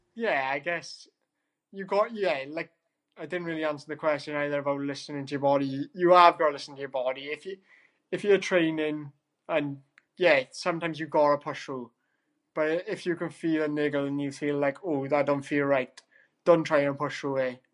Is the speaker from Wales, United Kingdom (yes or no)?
yes; Wales, United Kingdom; as a Welshman.